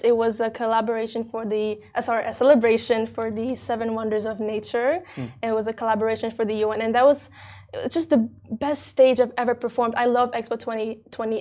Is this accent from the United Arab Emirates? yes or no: yes; Dubai, United Arab Emirates; I'm French Indonesian, and I was born here in Dubai